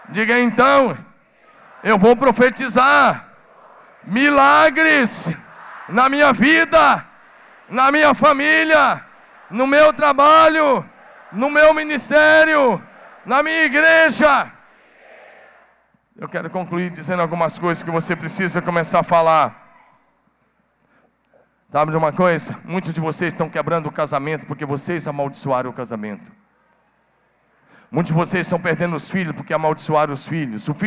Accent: Curitiba, Paraná, Brazil; Eu não sei, eu vim de Curitiba e eu não gosto de McDonald's, mas meus filhos gostavam.

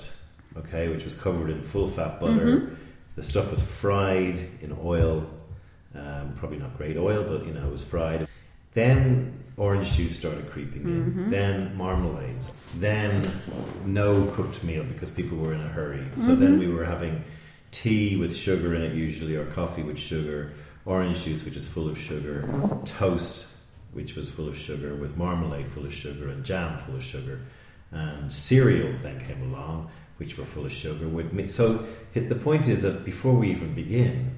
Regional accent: Ireland; I'm Irish

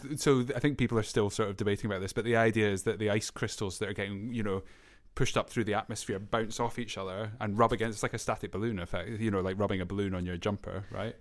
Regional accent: Scotland, United Kingdom; I'm from Scotland

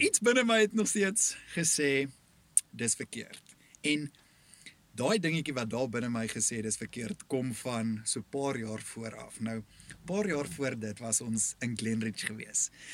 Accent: KwaZulu-Natal, South Africa; ek kom van Natal af, Noord-Natal op 'n plaasdorpie groot geword.

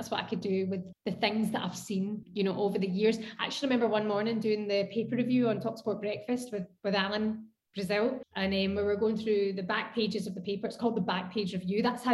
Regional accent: Scotland, United Kingdom; I'm Scottish, born and bred, and love Scotland

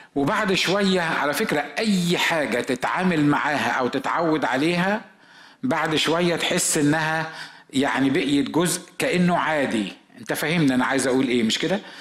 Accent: Egypt; احنا في مصر

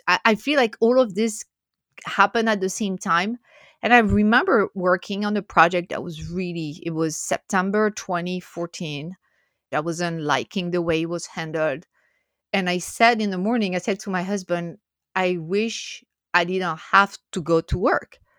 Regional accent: France; English is a second language; moved away as an adult; also born or lived in Philadelphia area, United States; now in United States; I'm originally from France

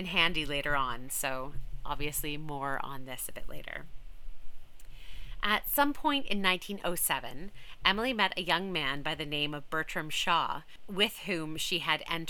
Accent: Canada; now in London, United Kingdom; I'm Canadian

